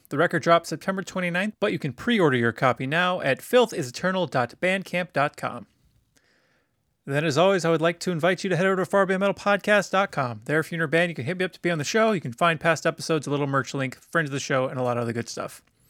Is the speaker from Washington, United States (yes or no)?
yes; Tacoma, Washington, United States; born there; Fun little fact, I was born in Tacoma.